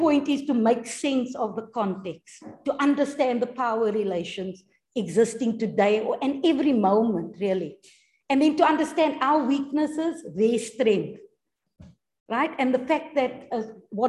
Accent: Cape Town, Western Cape, South Africa; I come from Retreat

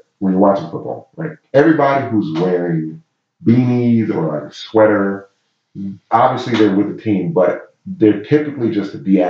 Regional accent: Baltimore, Maryland, United States; So when I was in San Diego, they obviously knew I'm from Baltimore.

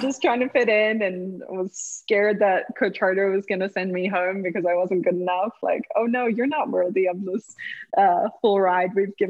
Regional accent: Cape Town, Western Cape, South Africa; I was like, I'm from here. I'm from Cape Town. Don't you dare ask me where I'm from.

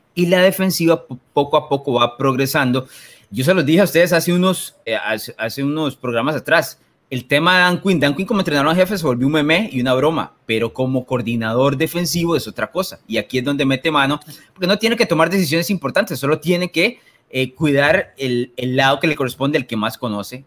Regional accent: Limón, Costa Rica; aquí ah. en Limón decimos que lo tiene suave

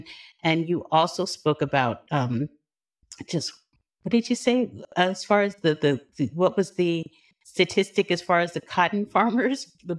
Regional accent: New York, United States; I'm originally from New York.

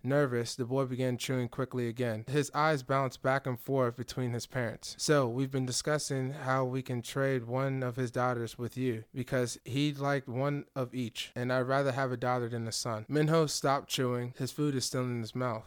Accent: Nigeria; I'm Nigerian

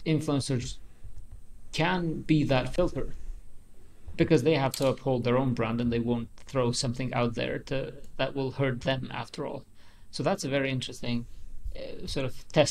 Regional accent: Kosovo; So I'm from Kosovo

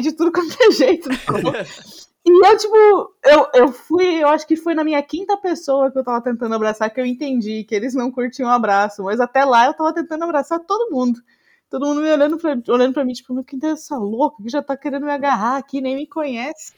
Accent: Brazil; moved away as an adult; now in Netherlands; sou brasileiro

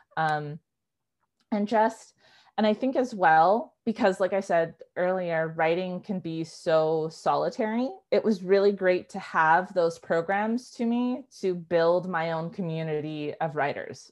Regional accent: Vancouver, British Columbia, Canada; She moved across the country to Vancouver and that's where I was born and raised.

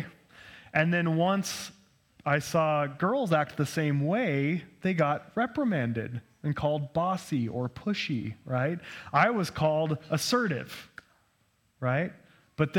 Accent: United States; growing up as an American

